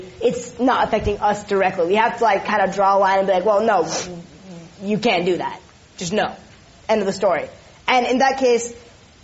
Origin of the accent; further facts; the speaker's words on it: California, United States; I'm Californian